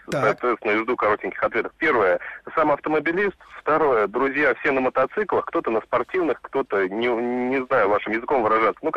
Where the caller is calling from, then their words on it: Moscow, Russia; …, я из Москвы, автомобилист.